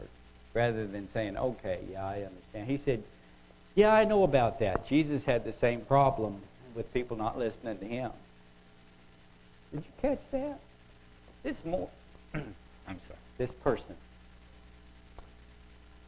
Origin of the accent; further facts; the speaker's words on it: United States; first language English; I was born and bred in America. I speak English. Well, I speak American, probably